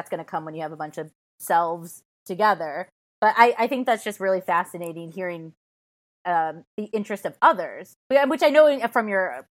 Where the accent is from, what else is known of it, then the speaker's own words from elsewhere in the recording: Chicago, Illinois, United States; now in Los Angeles, United States; I'm from Chicago